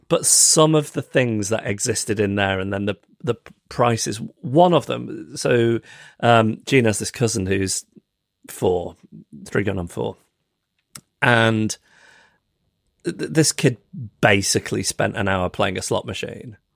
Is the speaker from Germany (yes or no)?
no; United Kingdom; me as a British person